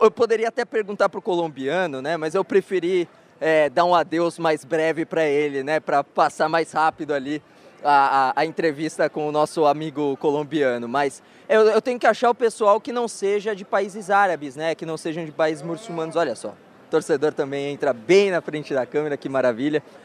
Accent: Brazil; Nosotros somos de Brasil.

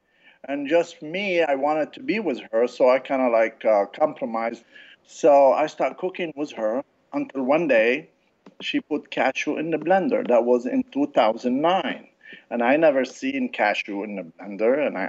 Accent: Casablanca, Casablanca-Settat, Morocco; moved away; also born or lived in France; I was raised in Casablanca and France. My parents, they're Lebanese, and I've been in this country for over 40 years.

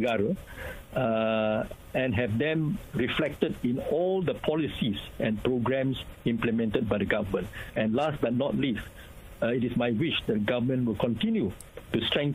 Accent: Malaysia; as a Malaysian

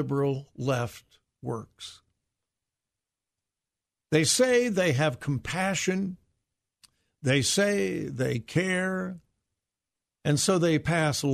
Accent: California, United States; moved away; It may be my home state. I may have grown up there

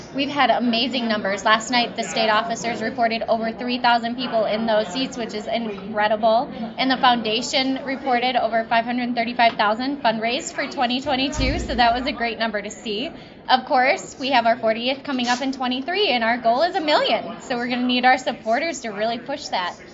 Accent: Delavan, Wisconsin, United States; I was born and bred in Delavan, Darien.

